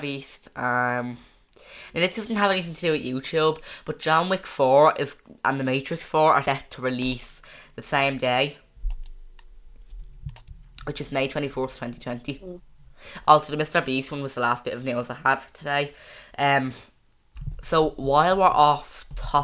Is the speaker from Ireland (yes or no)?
yes; Ireland; I'm not American, I'm Irish